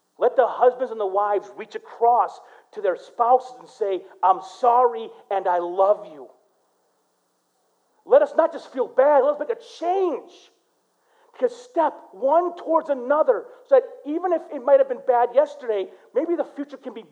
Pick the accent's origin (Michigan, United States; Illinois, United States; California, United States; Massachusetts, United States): Michigan, United States; Flint; I grew up in Flint